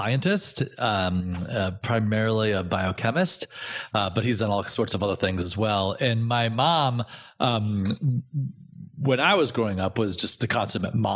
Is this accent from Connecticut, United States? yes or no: yes; Danbury, Connecticut, United States; moved away as an adult; also born or lived in Providence, Rhode Island; moved to Danbury, Connecticut, out in the country when I was six. So I did most of my growing up in Danbury